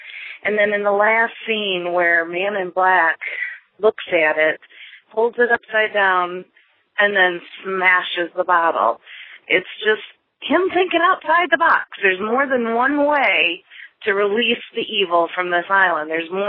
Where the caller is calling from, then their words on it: Rockford, Illinois, United States; I'm calling from Rockford, Illinois.